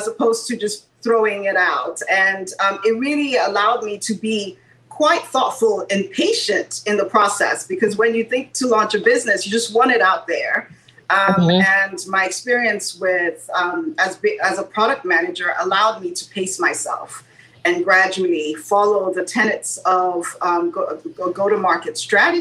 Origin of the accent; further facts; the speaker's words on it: Nigeria; moved away as an adult; now in United States; growing up in Nigeria